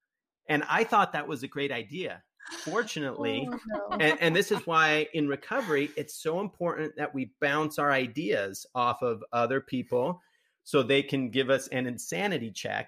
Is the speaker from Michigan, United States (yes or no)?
no; Utah, United States; now in Phoenix, United States; I was afraid of running into people that I knew because I grew up in Utah.